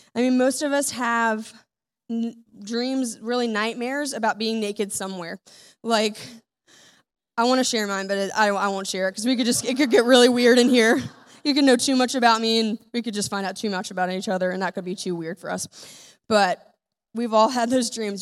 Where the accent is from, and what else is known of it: United States